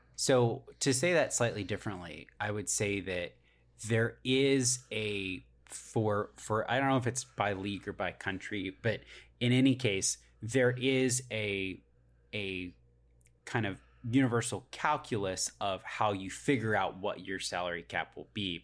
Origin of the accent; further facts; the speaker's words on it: United States; I'm an American